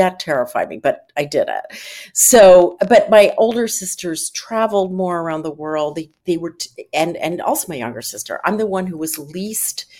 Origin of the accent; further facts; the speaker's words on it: Philadelphia, Pennsylvania, United States; I grew up in Philadelphia